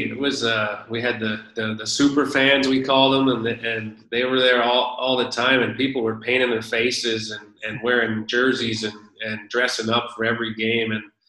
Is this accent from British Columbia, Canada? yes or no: yes; Vernon, British Columbia, Canada; now in Switzerland; I grew up in Vernon, and I lived so close to Silver Star